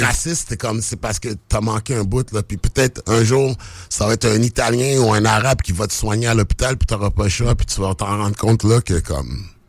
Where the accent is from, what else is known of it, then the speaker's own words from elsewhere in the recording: Quebec, Canada; also born or lived in United States; je suis né aux États-Unis, puis comme j'ai grandi au Québec